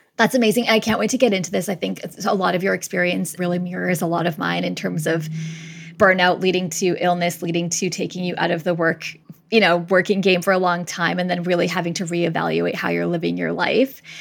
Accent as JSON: {"language": "English", "town": "Winnipeg", "region": "Manitoba", "country": "Canada", "moved": "yes", "said": "I'm originally from Winnipeg"}